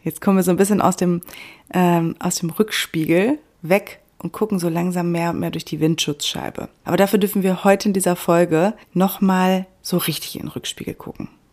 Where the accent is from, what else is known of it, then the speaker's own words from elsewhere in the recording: Germany; bei uns in Deutschland